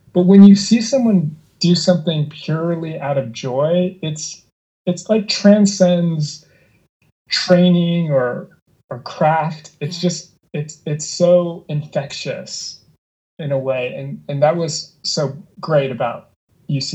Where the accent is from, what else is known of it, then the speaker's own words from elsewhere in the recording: Long Beach, California, United States; also born or lived in New York; I'm from Long Beach originally, and then I went to USC. So I've kind of always been in the Southern California world